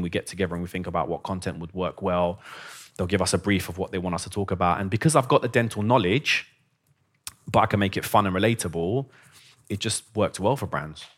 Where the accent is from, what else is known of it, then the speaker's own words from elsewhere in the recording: London, United Kingdom; also born or lived in Iran / Basingstoke; I'm from London